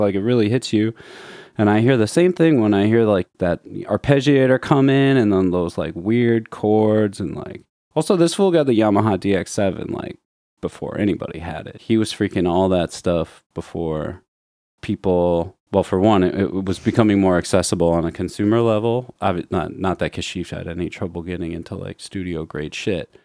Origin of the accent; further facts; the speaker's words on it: Chicago, Illinois, United States; growing up in Chicago